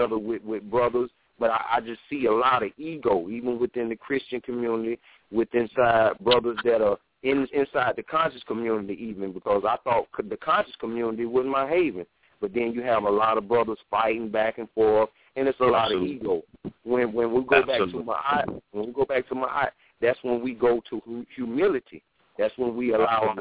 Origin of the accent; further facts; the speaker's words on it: the South, United States; I'm from the South